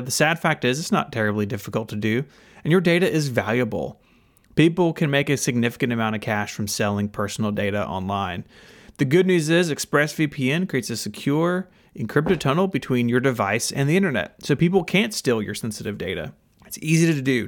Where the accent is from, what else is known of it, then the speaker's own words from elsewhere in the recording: Memphis, Tennessee, United States; I'm from Memphis, uh, still live in Memphis. I've lived here my whole life